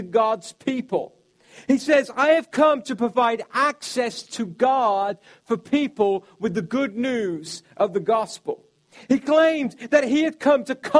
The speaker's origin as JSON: {"language": "English", "country": "United Kingdom", "said": "I'm from the United Kingdom"}